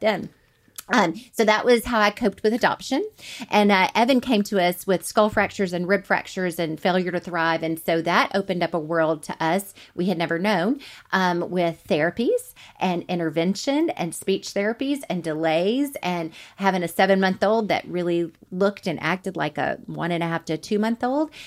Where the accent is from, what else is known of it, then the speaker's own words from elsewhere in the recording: Montgomery, Alabama, United States; moved away as an adult; now in Huntsville, United States; I was raised in Montgomery and never moved at all till I met him